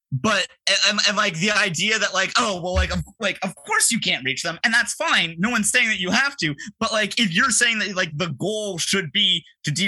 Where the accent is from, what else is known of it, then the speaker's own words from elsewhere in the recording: Toronto, Ontario, Canada; I was born and raised in Toronto. I still live here.